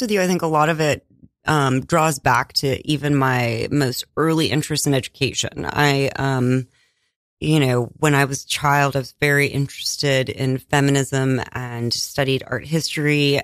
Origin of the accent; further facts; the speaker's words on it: Iowa, United States; I was born in Iowa